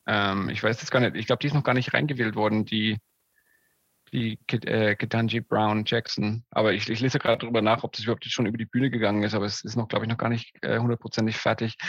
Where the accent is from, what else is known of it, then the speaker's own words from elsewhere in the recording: Germany; now in Atlanta, United States; Als Deutscher